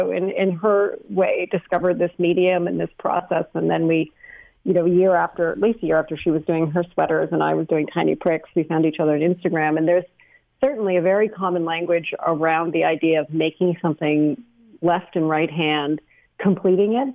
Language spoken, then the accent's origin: English; British Columbia, Canada; moved away as an adult; also born or lived in United States; I was born in the States in 1970, and then my parents moved to British Columbia when I was a year old. Grew up in BC and then went to college in the States, was there for 20 years, and then moved back to Canada